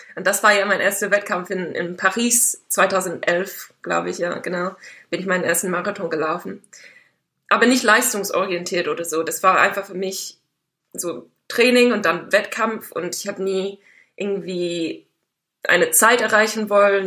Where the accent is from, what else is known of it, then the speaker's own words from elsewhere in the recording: Dartmoor, South West England, United Kingdom; German is a second language; moved away as an adult; now in Germany; Ich bin auf dem Land aufgewachsen, auf einem Bauernhof